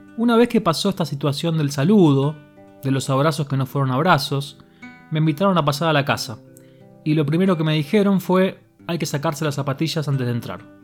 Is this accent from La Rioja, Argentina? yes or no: no; Buenos Aires, Argentina; also born or lived in Ramos Mejía; los argentinos somos muy cálidos, afectuosos